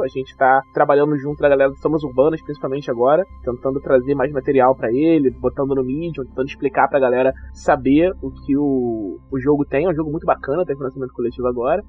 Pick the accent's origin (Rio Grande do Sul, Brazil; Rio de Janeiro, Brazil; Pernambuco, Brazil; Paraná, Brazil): Rio de Janeiro, Brazil; tenho 31 anos, sou carioca